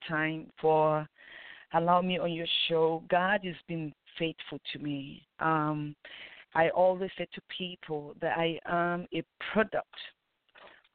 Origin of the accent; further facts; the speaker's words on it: Nigeria; now in United States; I grew up in Nigeria. I was born in Nigeria before I relocated to United States of America many years ago